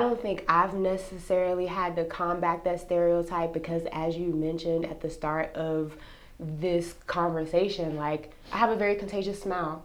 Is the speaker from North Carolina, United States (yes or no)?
yes; North Carolina, United States; moved away as an adult; now in Texas, United States; I grew up in North Carolina. Mm-hmm. Uh, whole life, born, raised, educated, everything, North Carolina